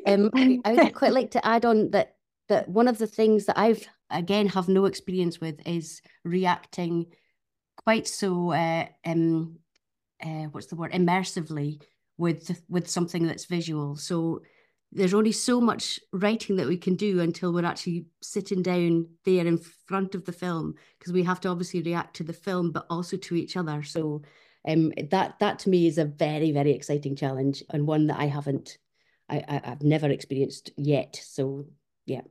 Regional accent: Fair Isle, Shetland, Scotland, United Kingdom; my childhood growing up on Fair Isle

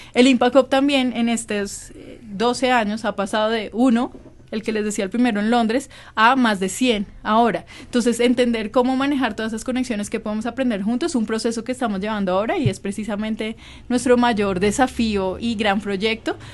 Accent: Colombia; para volver a mi tierra, yo siempre he tenido esa responsabilidad con hacer cosas en Colombia

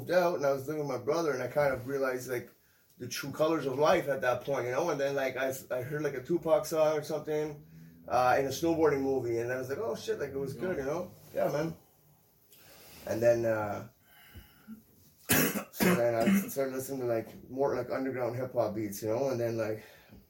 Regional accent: Gatineau, Quebec, Canada; also born or lived in Ottawa; I pretty much grew up like in Ottawa and in Gatineau. I was raised in Gatineau.

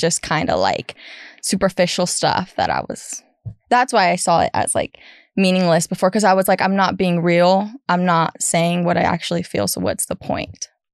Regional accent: California, United States; moved away as an adult; now in Texas, United States; I am originally from California, born and raised

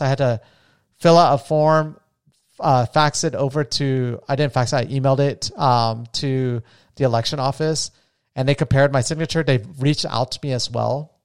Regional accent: Las Vegas, Nevada, United States; I'm from Vegas

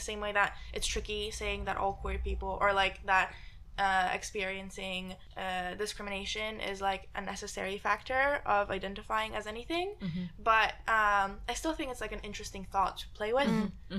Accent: Poland; moved away; I grew up in Poland, right? Grew up in Poland, Catholic household

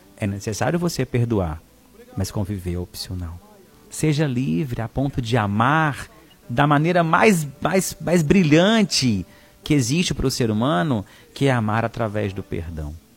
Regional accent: Araxá, Minas Gerais, Brazil; now in Fortaleza, Brazil; Araxá, Minas Gerais, na minha cidade natal

